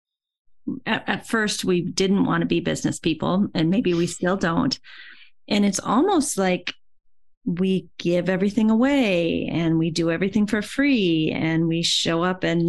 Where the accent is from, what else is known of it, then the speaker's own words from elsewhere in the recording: Iowa, United States; I'm from Iowa also